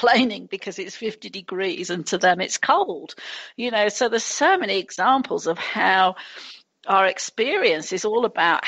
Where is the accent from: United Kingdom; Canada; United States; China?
United Kingdom; England; moved away; being English